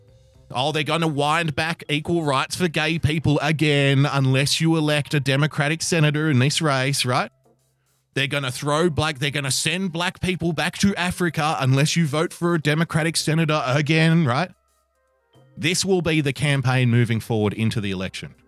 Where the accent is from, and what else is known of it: Australia